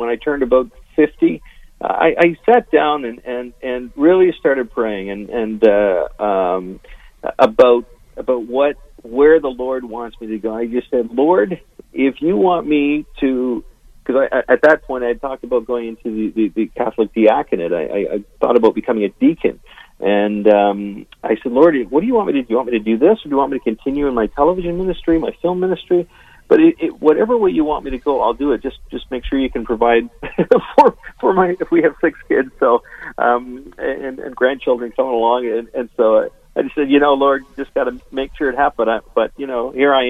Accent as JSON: {"language": "English", "country": "Canada", "said": "I'm a Canadian"}